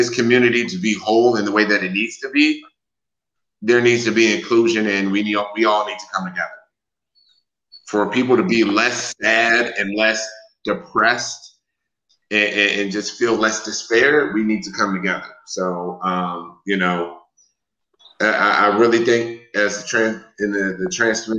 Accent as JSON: {"language": "English", "region": "Wisconsin", "country": "United States", "moved": "yes", "lives_now": "Texas, United States", "said": "I am from Wisconsin and I live in Texas right now."}